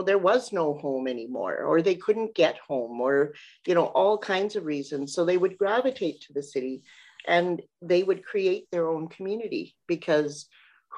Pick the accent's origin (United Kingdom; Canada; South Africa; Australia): Canada; we as Canadians